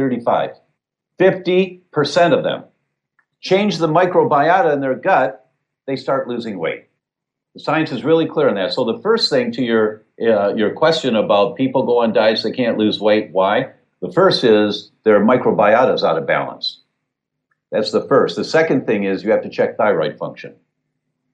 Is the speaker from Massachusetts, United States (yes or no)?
no; Detroit, Michigan, United States; I grew up in Detroit.